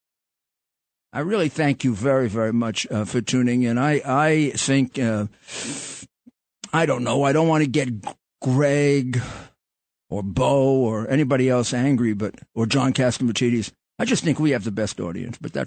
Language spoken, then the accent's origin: English; New York City, New York, United States; I was born in the Flatbush section of Brooklyn, which at one time had the most murders in the city